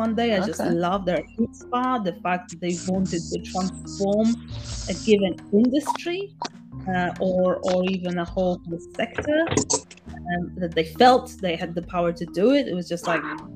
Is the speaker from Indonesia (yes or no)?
no; Poland; I grew up in Poland